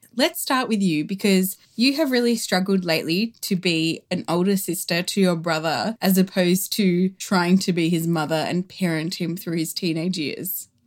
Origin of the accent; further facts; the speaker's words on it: Australia; the Australian culture that us and our siblings grew up